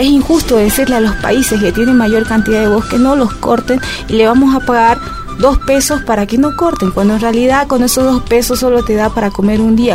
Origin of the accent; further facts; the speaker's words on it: Bolivia; nosotros como bolivianas y bolivianos